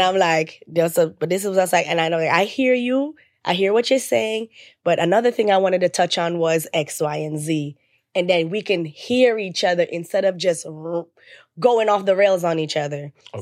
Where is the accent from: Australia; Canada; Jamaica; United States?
Jamaica; I'm Jamaican